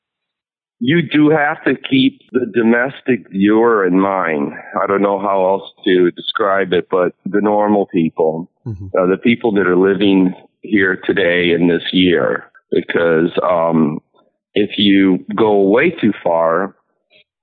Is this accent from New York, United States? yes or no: yes; New York City, New York, United States; also born or lived in Manhattan; I used to live in New York City when I was growing up. I grew up in Queens